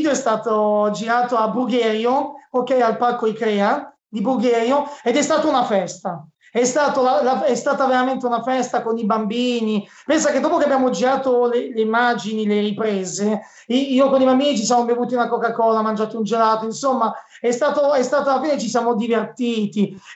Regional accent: Cinisello Balsamo, Lombardy, Italy; Io sono di Cinisamo Bassamo, in provincia

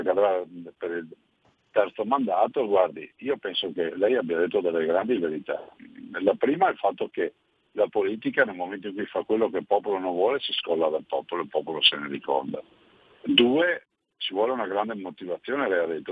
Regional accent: Veneto, Italy; siamo a cinque milioni di veneti, quindi abbiamo conosciuto una grande diaspora migratoria come Veneto

